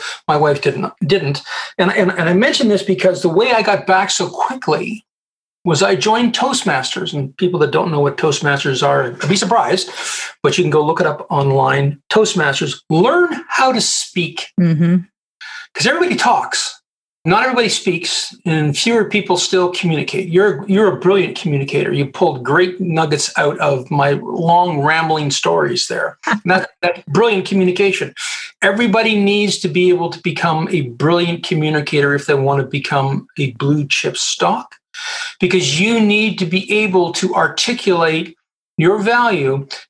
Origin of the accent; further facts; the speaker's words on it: Colorado, United States; And I'm a Canadian, by the way. I'm a Canadian. But I grew up at the United States Air Force Academy.